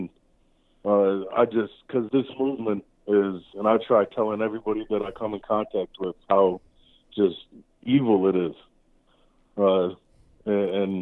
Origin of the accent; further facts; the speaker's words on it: Rochester, New York, United States; I am from Rochester, New York.